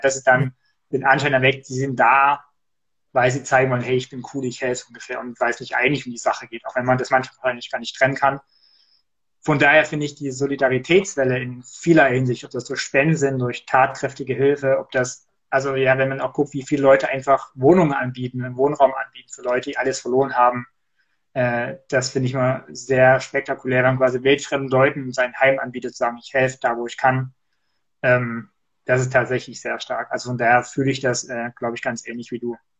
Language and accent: German; Erzgebirge, Saxony, Germany; moved away; bei uns im Erzgebirge, da gab es tatsächlich, jedenfalls als ich da noch gewohnt habe, bis vor einigen Jahren